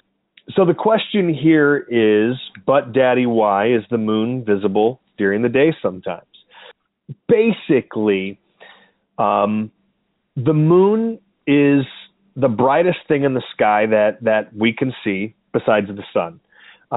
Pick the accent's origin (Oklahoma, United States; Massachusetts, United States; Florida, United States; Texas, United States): Oklahoma, United States; now in Chicago, United States; I grew up in Oklahoma